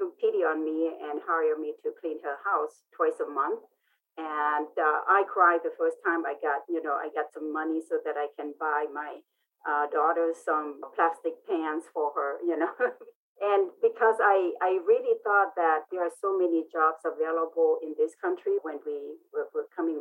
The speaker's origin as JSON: {"language": "English", "country": "Laos", "tie": "born or raised there", "also_born_or_lived": "Vientiane", "second_language": "English", "moved": "yes", "lives_now": "United States", "said": "I am Hmong, and I grew up in Laos, a war-torn country in Southeast Asia"}